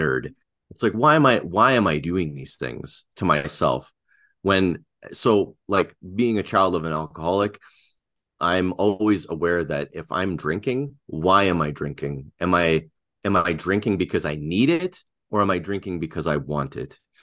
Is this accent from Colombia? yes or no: no; Canada; first language Russian; English is a second language; I'm from Canada